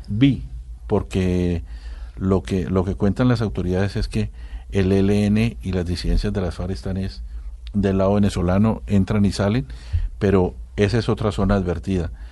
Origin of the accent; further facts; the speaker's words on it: Colombia; Somos más bien los, los colombianos